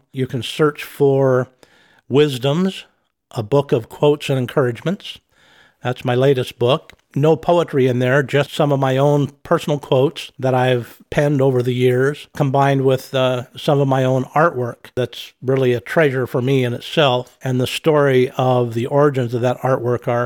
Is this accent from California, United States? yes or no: no; Orofino, Idaho, United States; born and raised in Orfino.